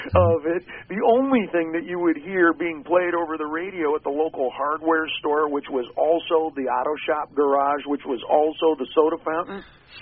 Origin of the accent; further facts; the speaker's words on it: New Castle, Indiana, United States; growing up in Newcastle, Indiana